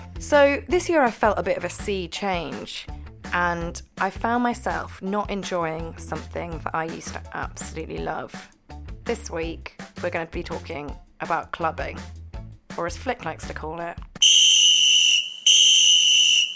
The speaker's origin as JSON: {"language": "English", "town": "Edinburgh", "region": "Scotland", "country": "United Kingdom", "tie": "born or raised there", "said": "I grew up in Edinburgh"}